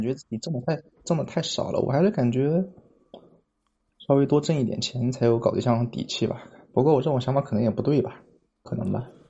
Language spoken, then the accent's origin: Chinese; Hubei, China; now in Suzhou, China; 我是湖北的